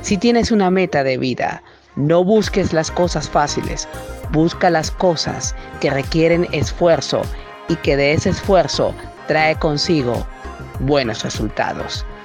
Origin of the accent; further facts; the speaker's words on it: Caracas, Capital District, Venezuela; Nací en Caracas, Venezuela, 23 de septiembre de 1991. Actualmente vivo aquí en Venezuela. Soy egresado de la Universidad Central de Venezuela como licenciado en computación.